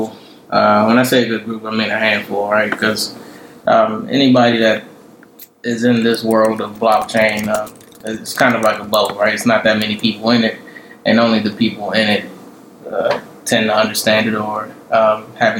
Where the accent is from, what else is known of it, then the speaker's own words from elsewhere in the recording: Maryland, United States; moved away as an adult; also born or lived in Florida; now in Georgia, United States; Originally, I'm from Maryland. I went to school in Florida and took a job in Georgia